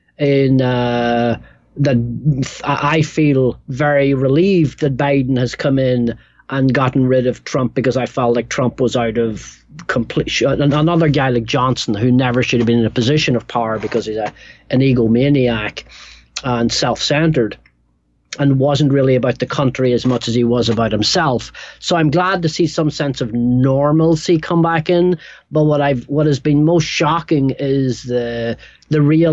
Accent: Northern Ireland, United Kingdom; also born or lived in England; now in New York, United States; I grew up in Northern Ireland

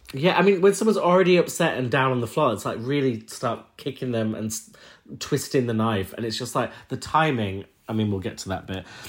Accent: Huddersfield, Yorkshire and the Humber, United Kingdom; I'm from Huddersfield

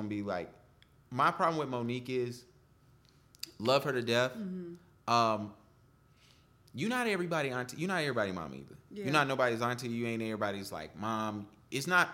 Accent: the South, United States; I grew up in the South, in the church.

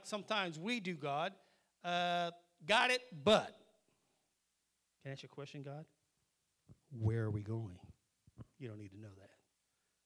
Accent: Wilmington, Ohio, United States; also born or lived in New York / Germany; I never heard of Wilmington until I came here as a little kid in 1964

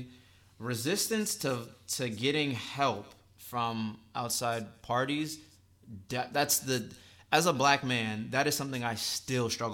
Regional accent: Northern Virginia, United States; growing up in Northern Virginia

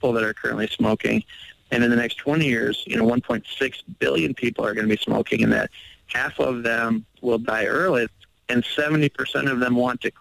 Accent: Milwaukee, Wisconsin, United States; I'm over here in my hometown of Milwaukee, Wisconsin, which is just north of Chicago

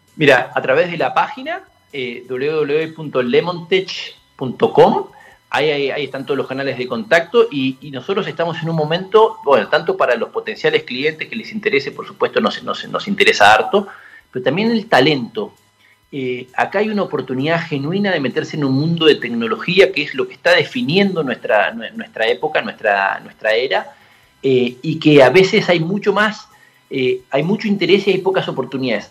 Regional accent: San Carlos de Bariloche, Río Negro, Argentina; moved away; yo crecí en Bariloche

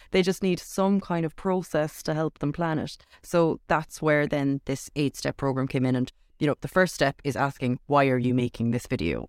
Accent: Cork, Munster, Ireland; I'm from Cork

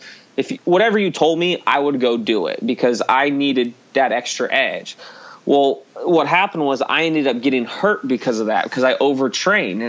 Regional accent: Hanford, California, United States; moved away; I'm originally from Central California. It's Hanford, California, but I say Fresno, California

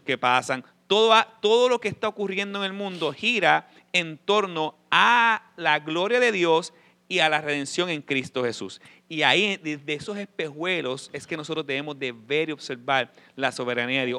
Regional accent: Puerto Rico; yo, yo soy boricua

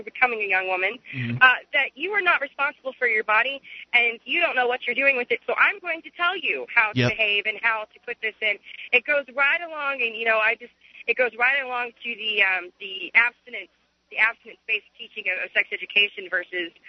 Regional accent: Oregon, United States; also born or lived in Portland; I'm from Oregon

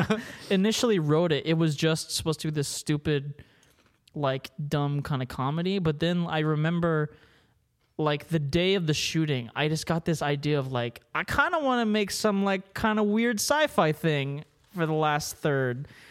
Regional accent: Maryland, United States; I grew up in Maryland

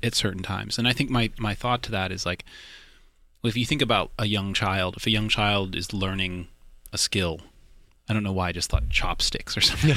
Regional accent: Austin, Texas, United States; also born or lived in Boerne, Texas; part here in Austin, and then I did sort of my high school outside of San Antonio in a little town called Bernie

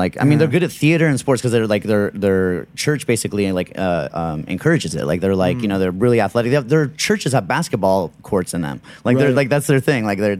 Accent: Salt Lake City, Utah, United States; moved away as an adult; now in Los Angeles, United States; I grew up in Utah, actually, of all places. Really? Yeah. Where? In Salt Lake City.

